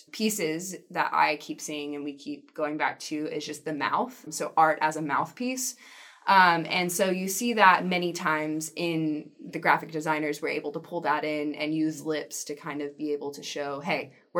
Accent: Nashville, Tennessee, United States; I'm from Nashville, and I enjoy writing a lot

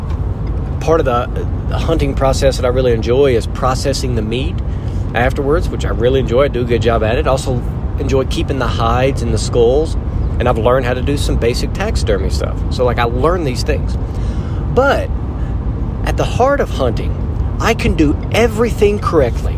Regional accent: Arkansas, United States; where are you from? I said, Arkansas.

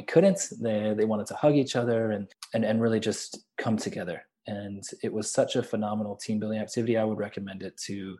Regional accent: Chicago, Illinois, United States; moved away as an adult; now in Vancouver, Canada; so I grew up in Chicago. So my first citizenship was obviously American.

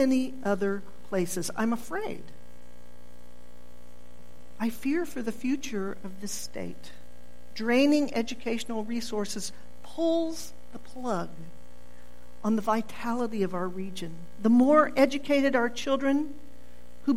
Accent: Oklahoma, United States; I'm born and bred in Oklahoma, but there are so many times I would like to say, no, I'm not from here, but I am

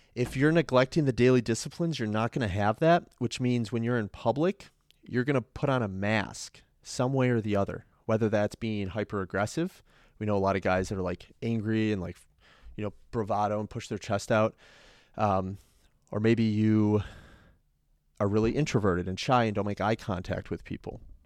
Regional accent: Chicago, Illinois, United States; I'm from North Side Chicago

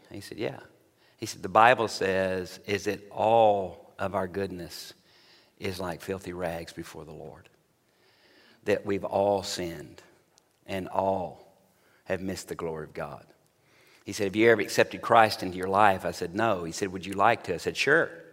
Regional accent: Tennessee, United States; moved away as an adult; also born or lived in Little Rock, Arkansas / Oxford, Mississippi; now in Dallas, United States; I was born actually in Little Rock, Arkansas, lived all my primary, uh, junior high and high school years in, on a ranch in Tennessee

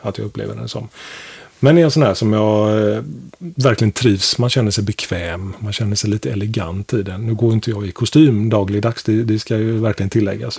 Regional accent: Sweden; vi svenskar

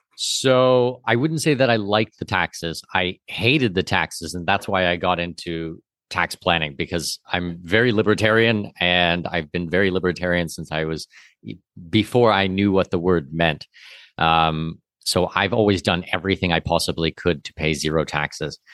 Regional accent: Southwestern Ontario, Canada; I'm from Southwestern Ontario

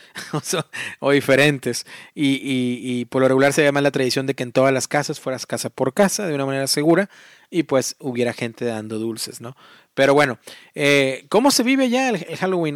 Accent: Matamoros, Tamaulipas, Mexico; moved away as an adult; now in Indianapolis, United States; yo, personalmente, eh, pues ahí, viví toda mi vida, ¿no? De ahí soy

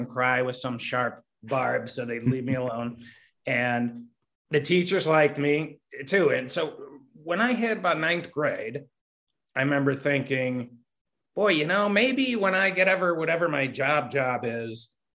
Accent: Pittsburgh, Pennsylvania, United States; moved away as an adult; also born or lived in Los Angeles; I grew up here in Pittsburgh.

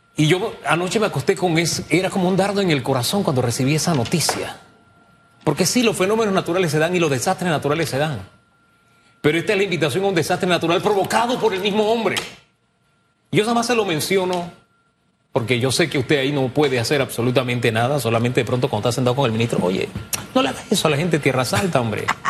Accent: Panama; los panameños le llamábamos, oleaje

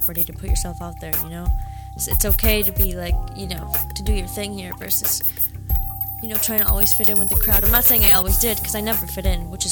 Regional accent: Detroit, Michigan, United States; also born or lived in Boston; I was born in Boston. Okay. Moved to Michigan, grew up in Detroit

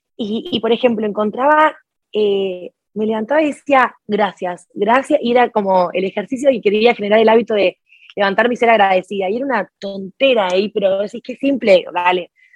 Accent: Jujuy, Argentina; now in Buenos Aires, Argentina; Jujuy es el nombre de la provincia de donde yo nací. Yo en este momento estoy residiendo en Buenos Aires, pero vengo de una provincia que queda a 1800 kilómetros de acá de Buenos Aires. incluso viví toda mi infancia en un pueblo muy chiquitito

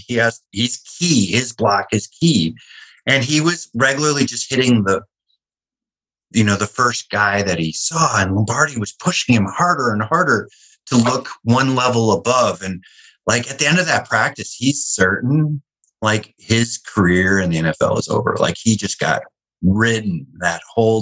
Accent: Wisconsin, United States; I grew up in Wisconsin

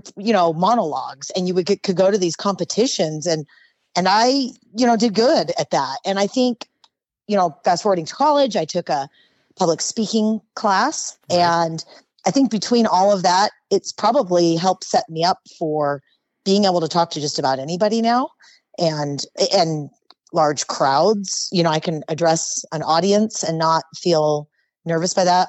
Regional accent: Oxnard, California, United States; moved away as an adult; also born or lived in Hawaii / Utah; now in Las Vegas, United States; I was born and raised in Oxnard, California, which is in Ventura County

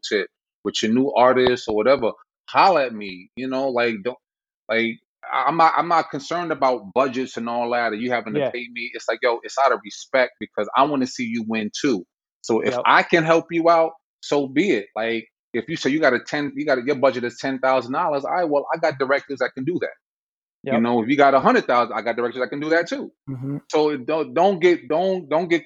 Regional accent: New York City, New York, United States; I'm from the Bronx

